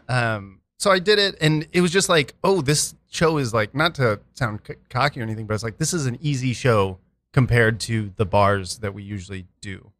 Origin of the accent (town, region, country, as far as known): Edmond, Oklahoma, United States; now in New York City, United States